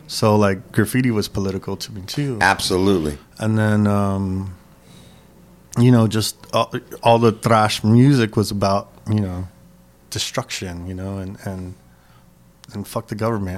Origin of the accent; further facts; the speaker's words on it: Los Angeles, California, United States; I grew up in San Gabriel Valley, East